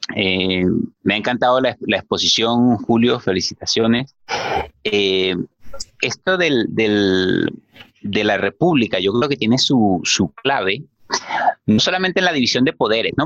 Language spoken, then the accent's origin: Spanish; Venezuela; soy venezolano